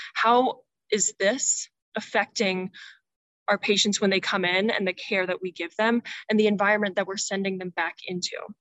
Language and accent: English; Indianapolis, Indiana, United States; I'm from Indianapolis, Indiana